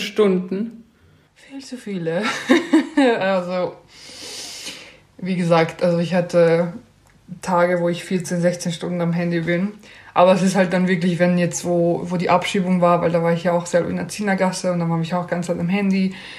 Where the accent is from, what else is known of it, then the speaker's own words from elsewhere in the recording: Austria; bei uns in Österreich